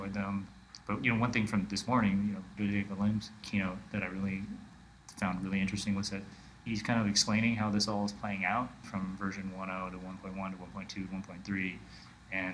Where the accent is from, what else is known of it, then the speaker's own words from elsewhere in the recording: Honolulu, Hawaii, United States; I'm from Honolulu, Hawaii